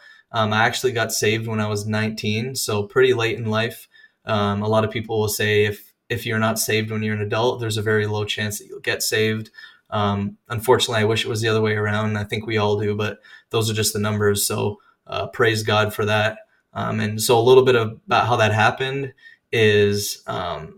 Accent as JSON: {"language": "English", "town": "Regina", "region": "Saskatchewan", "country": "Canada", "tie": "born or raised there", "moved": "as an adult", "lives_now": "Indiana, United States", "said": "I am born and raised in Canada, Regina, Saskatchewan to be specific"}